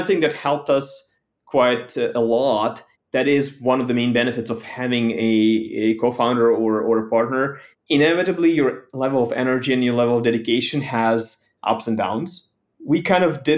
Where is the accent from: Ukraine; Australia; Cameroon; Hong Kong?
Ukraine; moved away as an adult; now in United States; Growing up in Ukraine